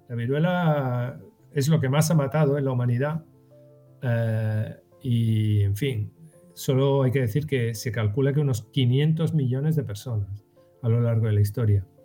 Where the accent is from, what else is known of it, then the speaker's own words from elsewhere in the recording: Western Sahara; also born or lived in Sahrawi refugee camps; yo soy saharaui y estuve, de pequeño estuve en los campamentos de refugiados del Sahara